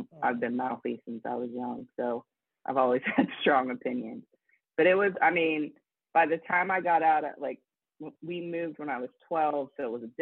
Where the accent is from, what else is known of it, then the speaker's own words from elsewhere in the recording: Johnstown, Pennsylvania, United States; I grew up about an hour and a half from Pittsburgh in Johnstown. It was a steel town